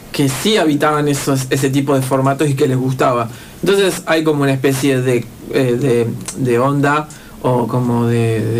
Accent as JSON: {"language": "Spanish", "region": "Neuquén", "country": "Argentina", "said": "en el que soy un chabón de Neuquén, de la loma del Montoto, y que no soy hijo de gente, digamos, que, a mí me pueda habilitar"}